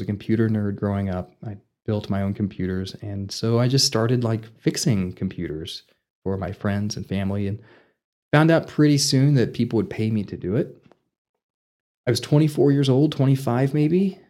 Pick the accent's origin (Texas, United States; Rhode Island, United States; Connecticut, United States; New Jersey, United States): Texas, United States; Vernon; moved away as an adult; now in Amarillo, United States; I'm originally from Vernon, Texas